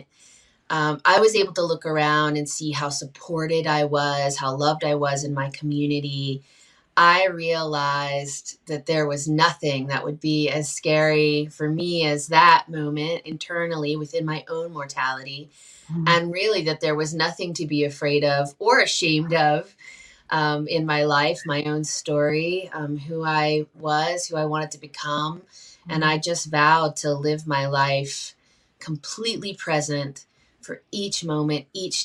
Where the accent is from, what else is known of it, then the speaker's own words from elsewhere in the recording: Shenandoah Valley of Virginia, United States; I grew up in the Shenandoah Valley of Virginia around the Appalachian people